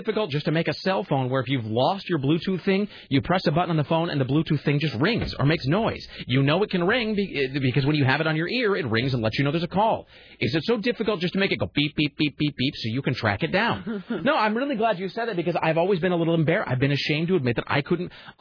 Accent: United States; an American

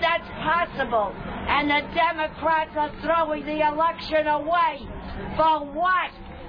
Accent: New York City, New York, United States; I'm from Manhattan.

